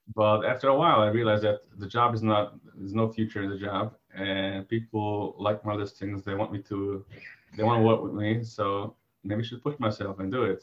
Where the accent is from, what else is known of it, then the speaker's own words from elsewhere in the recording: New York, United States; I'm originally from uh, New York